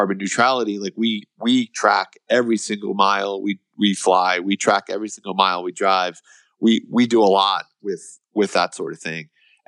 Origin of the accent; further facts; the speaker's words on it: United States; we as Americans